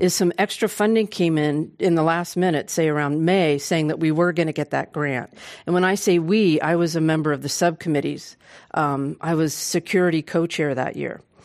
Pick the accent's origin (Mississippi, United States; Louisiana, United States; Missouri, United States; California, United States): California, United States; Oakland; I was born and raised in Oakland